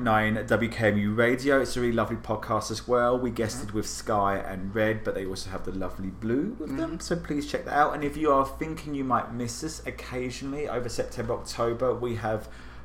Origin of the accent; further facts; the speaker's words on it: England, United Kingdom; now in United States; So I grew up in England.